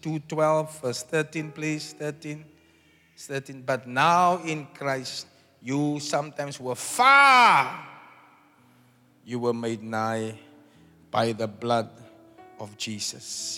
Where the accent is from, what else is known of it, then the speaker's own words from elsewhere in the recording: South Africa; I'm a South African.